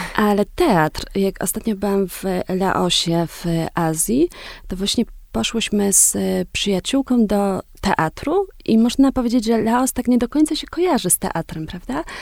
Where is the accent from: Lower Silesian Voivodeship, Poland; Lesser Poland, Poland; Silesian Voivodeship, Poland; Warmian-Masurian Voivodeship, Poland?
Lesser Poland, Poland; Wieliczka; moved away as an adult; also born or lived in Los Angeles, United States / Kenya; pochodzę z takiego dosyć małego miasta, mm, z Wiliczki